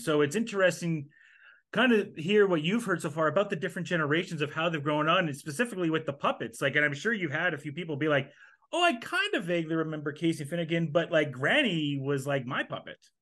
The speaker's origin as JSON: {"language": "English", "country": "Canada", "said": "as Canadians"}